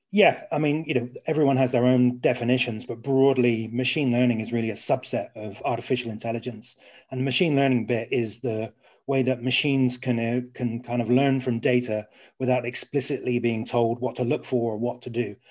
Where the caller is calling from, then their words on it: Surrey, South East England, United Kingdom; I am calling from today, Leafy Surrey